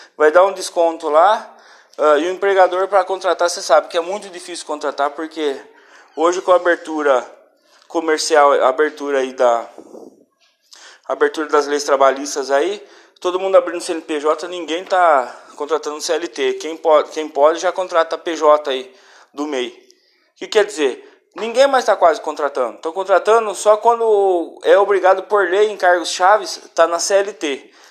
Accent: Brazil; nós como brasileiros

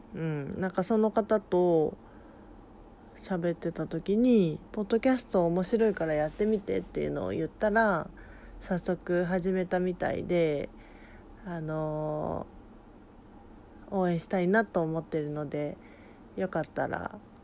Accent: Fukuoka, Japan; now in Tokyo, Japan; 地元の福岡に帰っておりました

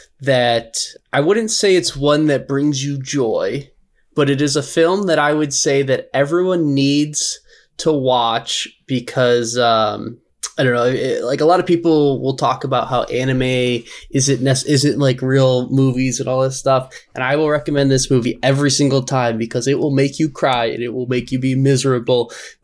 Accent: Canada; As a Canadian, I still enjoy it, and I still love South Park.

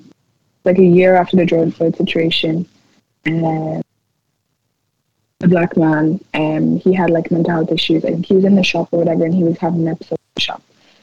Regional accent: Nigeria; being like Nigerian and seeing stuff going on over there and stuff with like the government

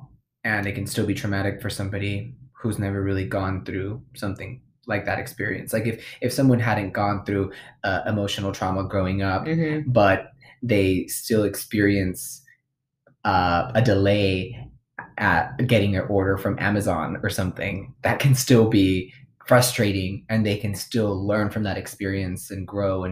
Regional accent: United States; we're American, born in this

